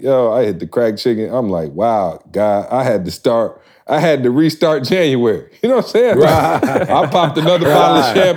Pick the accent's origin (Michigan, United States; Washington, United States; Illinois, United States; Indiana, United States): Michigan, United States; Lansing; now, y'all know I'm from Lansing, born and raised.